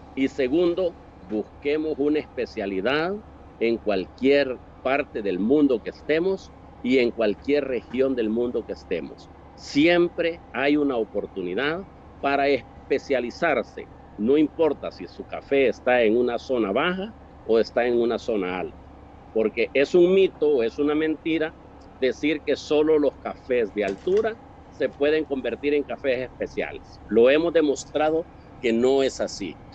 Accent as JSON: {"language": "Spanish", "country": "El Salvador", "said": "mi país, El Salvador"}